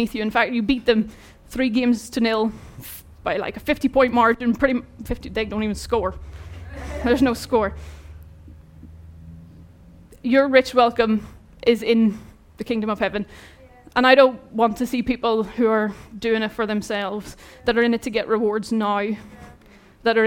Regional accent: Ireland; moved away; I'm Irish

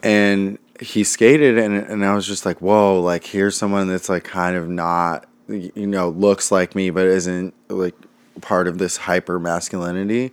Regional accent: Los Angeles, California, United States; also born or lived in Santa Monica, California; now in Brooklyn, United States; In L

